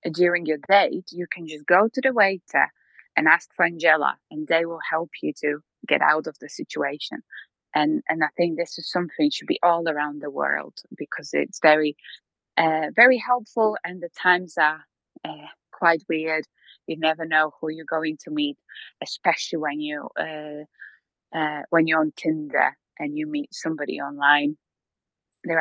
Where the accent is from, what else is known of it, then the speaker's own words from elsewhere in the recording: Poland; moved away as an adult; also born or lived in Slovakia; I'm from Poland, and I was living in Slovakia for 4 years